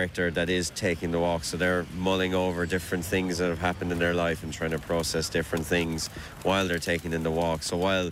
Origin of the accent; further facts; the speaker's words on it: Limerick, Munster, Ireland; growing up in Limerick